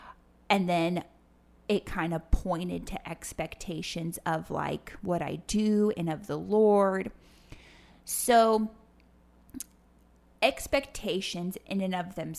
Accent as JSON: {"language": "English", "town": "Panama City", "region": "Panamá", "country": "Panama", "tie": "born or raised there", "said": "Well, I grew up as a TCK in Panama City, Panama. My parents got on the mission field when I was between like 1 and 2, spent a year in Costa Rica, then went to Panama."}